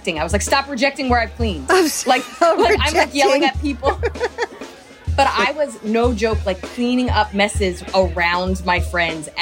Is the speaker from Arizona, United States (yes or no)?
no; right outside of Princeton, New Jersey, United States; I grew up right outside of Princeton in New Jersey.